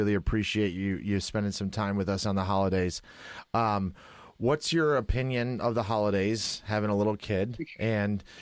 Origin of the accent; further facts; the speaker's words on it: Midwest, United States; accent: Midwest; I grew up in the Midwest.